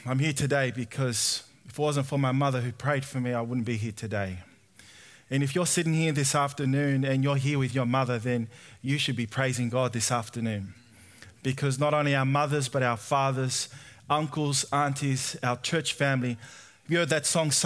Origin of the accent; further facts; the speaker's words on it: Sydney, New South Wales, Australia; I was born and raised in Sydney